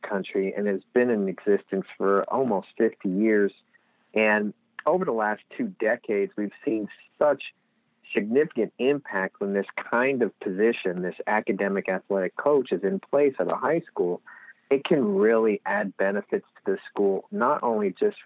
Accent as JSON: {"language": "English", "area": "Lehigh Valley", "region": "Pennsylvania", "country": "United States", "said": "we don't know we have accents when you're here"}